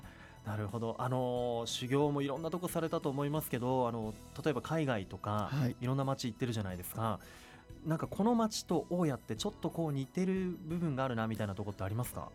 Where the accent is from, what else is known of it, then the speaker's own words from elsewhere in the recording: Utsunomiya, Tochigi, Japan; 僕、宇都宮出身なんですけれども、